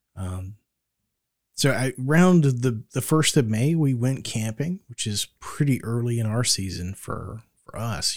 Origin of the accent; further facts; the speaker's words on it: Florida, United States; moved away; growing up in Florida